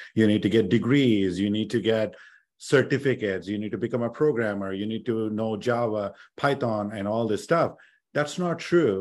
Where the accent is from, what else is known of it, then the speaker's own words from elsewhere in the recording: India; now in United States; I grew up in India